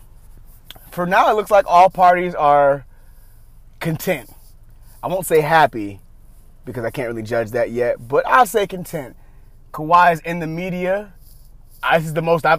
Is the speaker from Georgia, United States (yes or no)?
yes; Atlanta, Georgia, United States; I'm from Atlanta